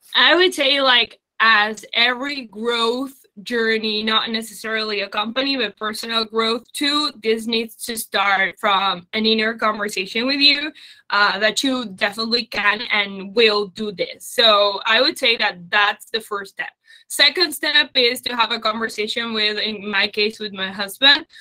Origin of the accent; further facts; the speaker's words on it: Uruguay; moved away as an adult; also born or lived in Germany; I was born in Uruguay. Then I lived in Germany